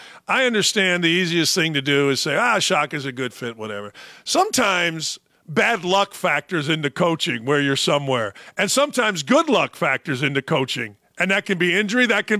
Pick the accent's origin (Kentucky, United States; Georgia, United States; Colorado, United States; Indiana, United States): Indiana, United States; Gary; I grew up in Gary, Indiana, and I wasn't an Indiana basketball fan.